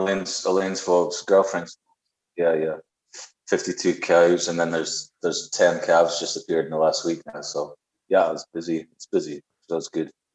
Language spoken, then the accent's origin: English; near Dundee, Scotland, United Kingdom; moved away as an adult; also born or lived in Spain; now in Cork, Ireland; I was learning electric guitar every Tuesday afternoon after school. I'd get on the bus and go to Dundee and get guitar lessons